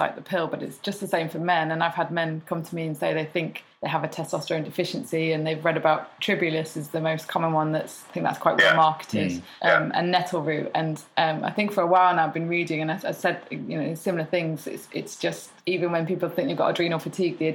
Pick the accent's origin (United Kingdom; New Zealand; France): United Kingdom; Cheshire, North West England; moved away; My hometown, where it's back in Cheshire, everyone's bald